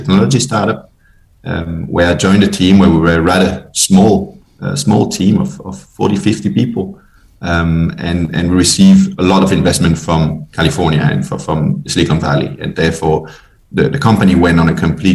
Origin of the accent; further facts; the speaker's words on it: Belgium; also born or lived in Paris; now in Denmark; I'm originally from Belgium, based in Denmark